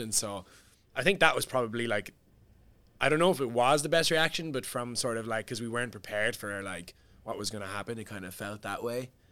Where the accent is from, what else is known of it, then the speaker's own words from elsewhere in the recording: Cork, Munster, Ireland; moved away as an adult; also born or lived in London; my hometown is Cork